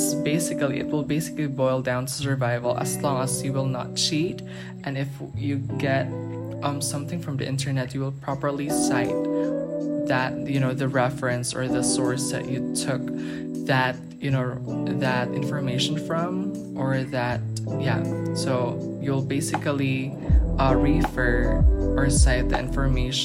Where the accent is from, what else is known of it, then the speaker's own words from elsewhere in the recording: Philippines; I am from the Philippines